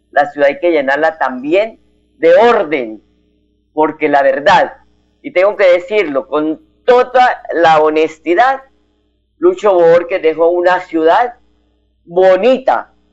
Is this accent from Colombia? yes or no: yes; Colombia; Así que como buen eh, em, colombiano, como buen eh, patriota, hay que ir a las urnas a elegir los candidatos de sus preferencias.